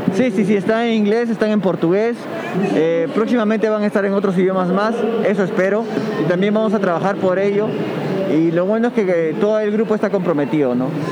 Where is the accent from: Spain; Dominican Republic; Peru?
Peru; soy peruano